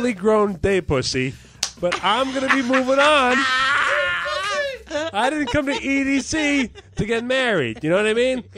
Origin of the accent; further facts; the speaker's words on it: New Jersey, United States; I grew up in Jersey